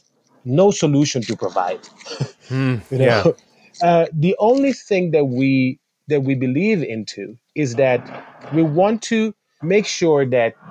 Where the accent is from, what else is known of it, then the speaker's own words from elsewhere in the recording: Italy; I was born in Italy. My mom is Italian and my dad was Senegalese Gambian. I grew up in a country where my body and my cultural background wasn't represented.